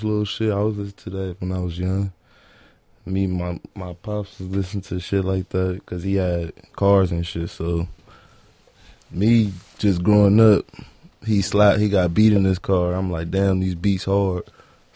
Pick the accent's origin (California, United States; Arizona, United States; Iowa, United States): California, United States; Los Angeles; I'm from Watts, California, born and raised on 99th and Central